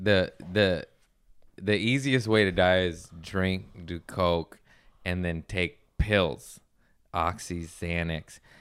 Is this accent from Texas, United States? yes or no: no; Torrance, California, United States; I grew up in Torrance, West Torrance